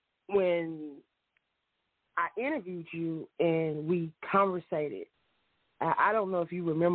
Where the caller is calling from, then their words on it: Union City, Georgia, United States; I'm calling from Union City, Georgia tonight.